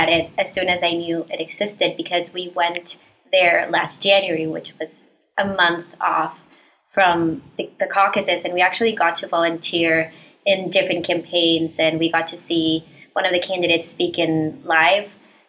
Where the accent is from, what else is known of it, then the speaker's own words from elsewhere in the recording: Costa Rica; moved away as an adult; now in United States; I'm originally from Costa Rica